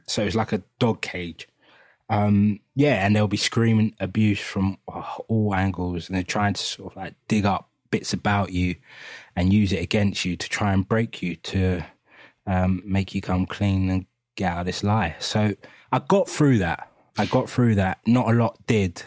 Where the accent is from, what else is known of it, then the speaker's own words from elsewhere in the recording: London, United Kingdom; we grew up in East London, Hackney